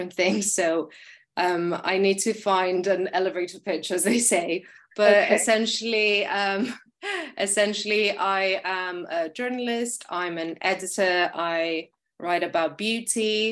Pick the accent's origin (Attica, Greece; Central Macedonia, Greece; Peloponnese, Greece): Attica, Greece; Athens; moved away as an adult; also born or lived in London; I'm currently in Athens, Greece, which is my hometown.